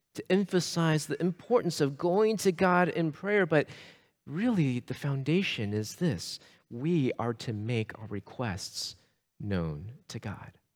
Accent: Sugar Land, Texas, United States; I grew up in the Houston area. I grew up in, uh, Sugar Land, Missouri City

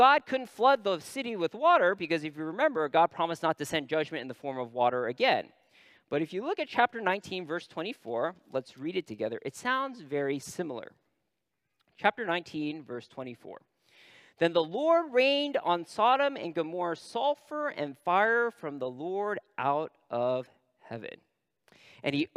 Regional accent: Northern California, United States; I'm from Northern California.

